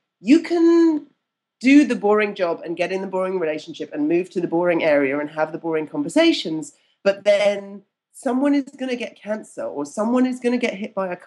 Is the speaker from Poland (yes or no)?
no; United Kingdom; being British